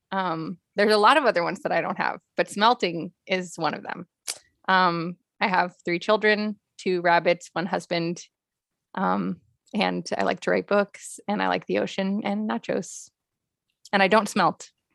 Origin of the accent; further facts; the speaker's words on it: Los Angeles, California, United States; also born or lived in Pasadena / Miami; Well, I'm a California native. Yeah. Mm. So I'm new here, but I'm not new here. I was born in Pasadena. I was born an hour from where I live now, basically. And I grew up bi-coastal mostly between Miami and LA, back and forth.